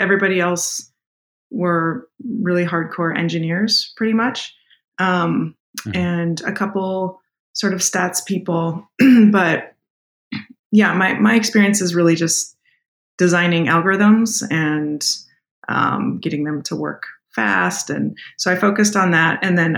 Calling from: Oakland, California, United States; I'm calling in from Oakland, California in the U.S. today.

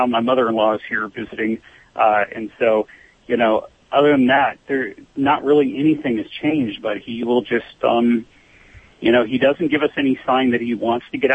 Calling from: Alpine, California, United States; Uh, Alpine, California.

